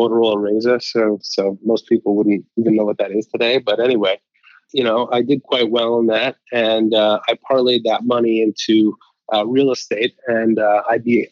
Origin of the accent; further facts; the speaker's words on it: Montreal, Quebec, Canada; I grew up in Montreal, Canada